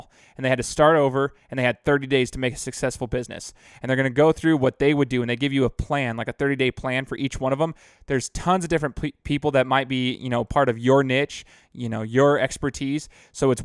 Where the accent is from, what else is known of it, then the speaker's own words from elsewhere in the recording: Boise, Idaho, United States; I'm from Boise, graduated from Boise State